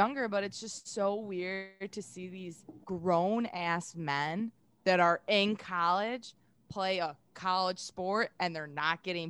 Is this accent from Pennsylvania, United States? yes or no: no; Buffalo, New York, United States; moved away; also born or lived in Cleveland, Ohio; I grew up in Buffalo